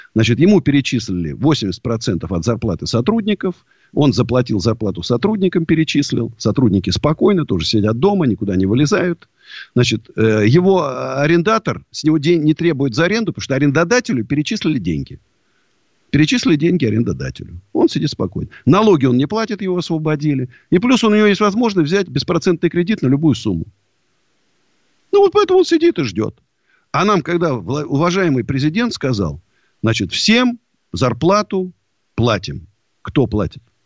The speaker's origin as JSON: {"language": "Russian", "region": "Moscow", "country": "Russia", "tie": "born or raised there", "said": "Я вот родился в Москве и умру в Москве"}